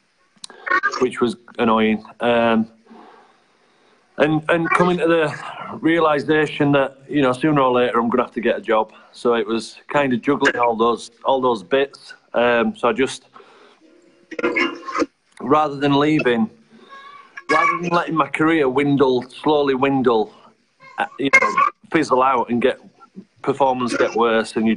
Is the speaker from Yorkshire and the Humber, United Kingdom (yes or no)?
yes; Bradford, Yorkshire and the Humber, United Kingdom; I'm from Bradford originally